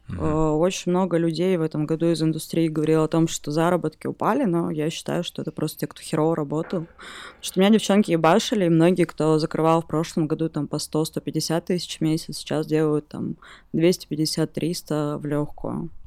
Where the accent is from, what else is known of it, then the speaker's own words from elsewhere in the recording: Mezhdurechensk, Kemerovo Oblast, Russia; из Междуреченска.